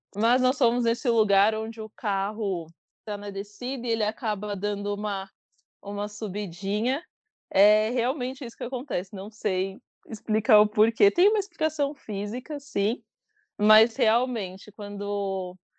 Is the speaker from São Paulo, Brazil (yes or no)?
yes; São Paulo, Brazil; sou de São Paulo, capital, moro na Penha, na Zona Leste.